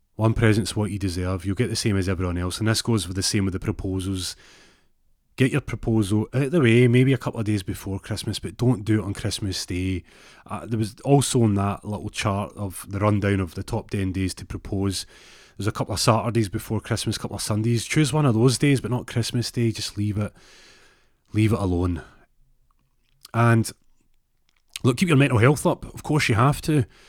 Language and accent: English; Glasgow, Scotland, United Kingdom; I say it with a Z 'cause I'm from Glasgow